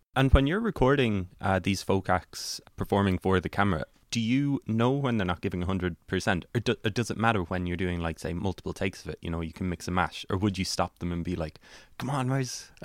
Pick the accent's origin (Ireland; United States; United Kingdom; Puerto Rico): Ireland; West Cork, Munster; I'm from West Cork, and so our local radio station is C one oh three, which my dad listens